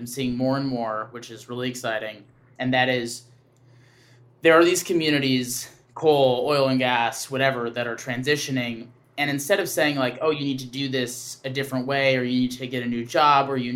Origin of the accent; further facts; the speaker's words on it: Wisconsin, United States; I grew up in Wisconsin